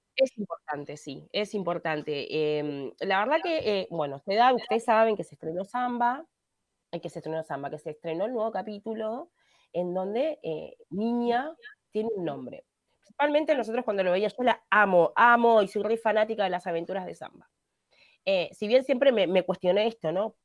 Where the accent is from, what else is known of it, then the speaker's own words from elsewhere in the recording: Palermo, Montevideo, Uruguay; porque yo me crié en Palermo